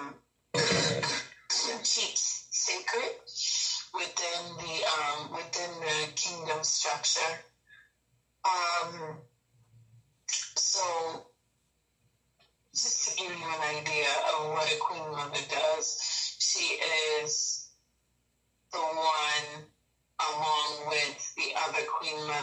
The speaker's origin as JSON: {"language": "English", "town": "Boston", "region": "Massachusetts", "country": "United States", "tie": "born or raised there", "moved": "as an adult", "lives_now": "Cameroon", "said": "I was originally born in Boston, Massachusetts. Okay. And particularly Roxbury"}